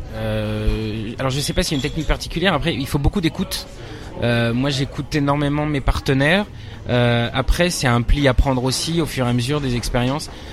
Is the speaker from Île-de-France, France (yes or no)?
yes; Nanterre, Île-de-France, France; also born or lived in Paris; Je suis né à Paris. Et après j'ai grandi en banlieue parisienne aussi à Nanterre dans, le, dans les Hauts-de-Seine